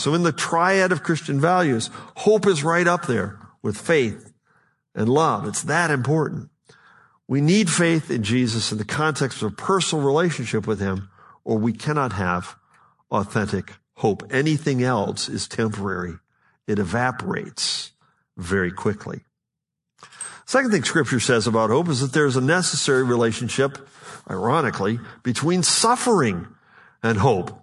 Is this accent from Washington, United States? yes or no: no; Buffalo, New York, United States; I'm from Western New York, near Buffalo